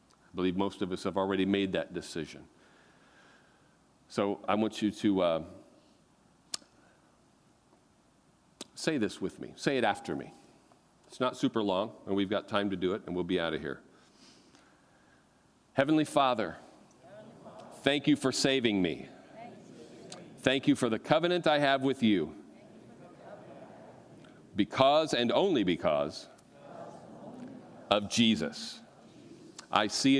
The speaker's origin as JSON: {"language": "English", "country": "United States", "said": "I am an American Christian"}